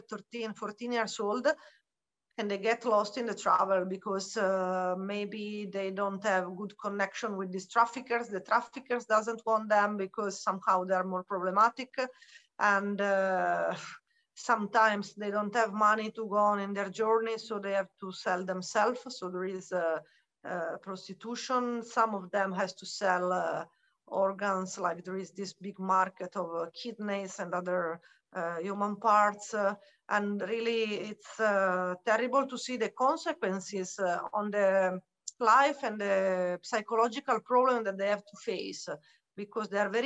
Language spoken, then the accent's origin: English; Italy; moved away as an adult; now in Bihać, Bosnia and Herzegovina; I am from Italy, but I am living in Bosnia and Herzegovina in the small town of Bihać.